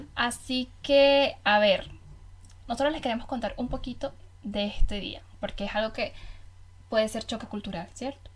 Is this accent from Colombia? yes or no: no; Venezuela; now in Germany; yo como buena venezolana soy amante del café